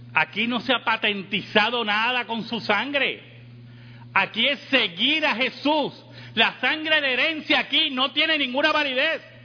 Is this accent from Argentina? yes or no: no; Puerto Rico